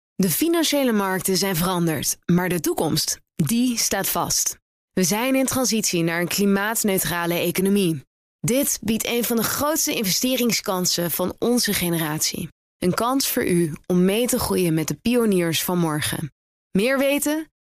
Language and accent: Dutch; Netherlands; wij als Nederlanders